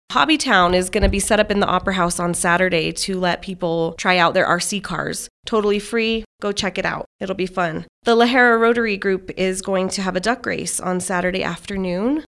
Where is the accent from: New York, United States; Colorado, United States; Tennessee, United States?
Colorado, United States; Manassa; I'm from Manasseh, born and raised